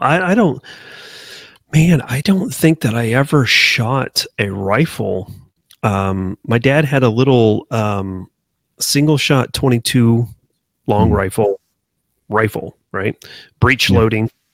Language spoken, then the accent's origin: English; Wichita, Kansas, United States; I was born and raised in Wichita, Kansas